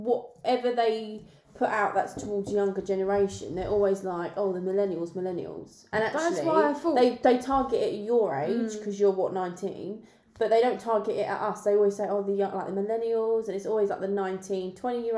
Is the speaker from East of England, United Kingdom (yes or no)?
no; London, United Kingdom; moved away as an adult; now in Kent, United Kingdom; we're from the ends